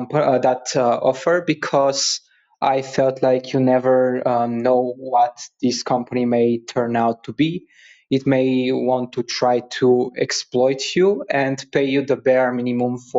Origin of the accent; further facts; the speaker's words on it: Bulgaria; I'm from Bulgaria.